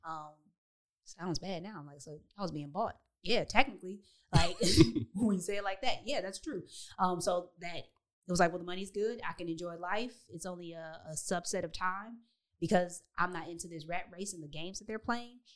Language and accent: English; Detroit, Michigan, United States; moved away as an adult; also born or lived in Chicago / Texas; I grew up in in Detroit, so my my community looked like me